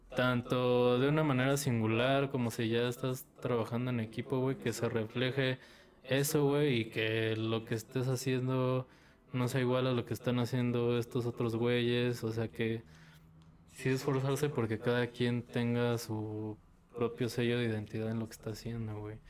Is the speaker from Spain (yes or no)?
no; Tultitlán, State of Mexico, Mexico; soy del estado, soy de Tultitlán